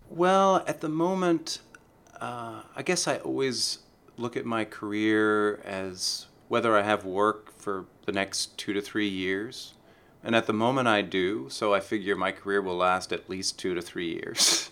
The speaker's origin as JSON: {"language": "English", "town": "San Francisco", "region": "California", "country": "United States", "tie": "born or raised there"}